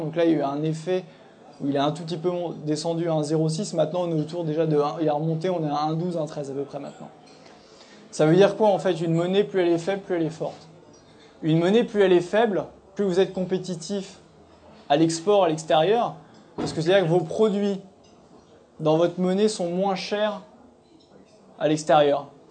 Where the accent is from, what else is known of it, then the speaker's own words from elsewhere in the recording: Nièvre, Bourgogne-Franche-Comté, France; je viens de la Nièvre